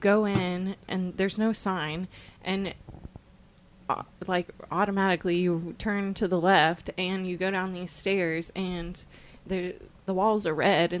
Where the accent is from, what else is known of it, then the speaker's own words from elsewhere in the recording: Tulsa, Oklahoma, United States; I'm from Tulsa.